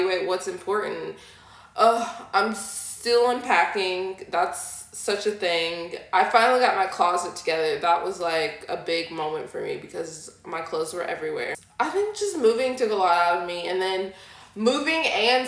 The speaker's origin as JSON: {"language": "English", "region": "Tennessee", "country": "United States", "also_born_or_lived": "Minneapolis", "moved": "as an adult", "lives_now": "Houston, United States", "said": "I'm not originally from Houston. I'm from Tennessee, but I lived here since I was like 18"}